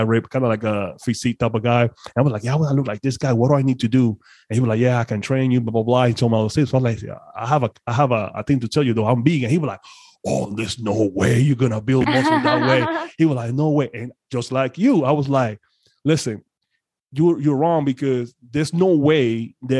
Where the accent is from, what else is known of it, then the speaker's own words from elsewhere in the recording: Panama; English is a second language; moved away; I'm originally from Panama, so I'm foreign to some extent